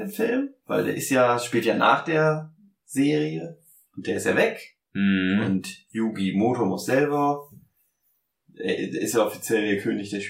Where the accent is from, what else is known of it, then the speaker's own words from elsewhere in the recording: Chemnitz, Saxony, Germany; bei uns in Chemnitz